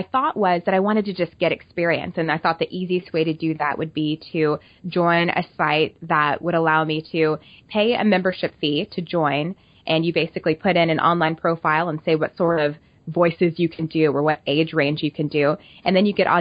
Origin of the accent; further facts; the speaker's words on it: Oklahoma, United States; moved away as an adult; now in Kansas City, United States; I am from Oklahoma, and after I finished school, I moved to Kansas City